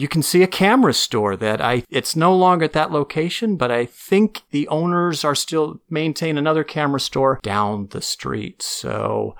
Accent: Novato, California, United States; I grew up in Nevada, California

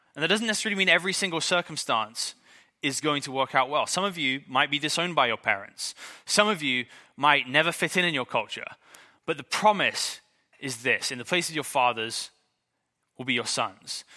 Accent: England, United Kingdom; I'm English

